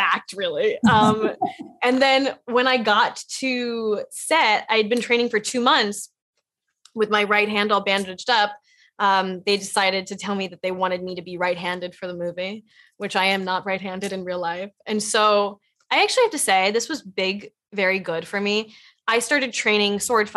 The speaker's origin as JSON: {"language": "English", "town": "Los Angeles", "region": "California", "country": "United States", "tie": "born or raised there", "said": "I grew up in Los Angeles"}